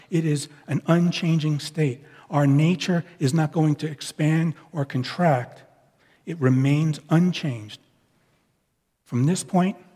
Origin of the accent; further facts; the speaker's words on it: Northeast, United States; it was like old, old hometown week when we were, we were together because those of us from the Northeast, we kind of think in similar ways.